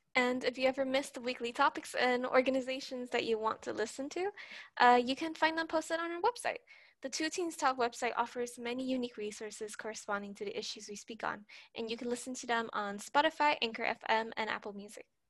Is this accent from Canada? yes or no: no; Puerto Rico; I'm from Puerto Rico.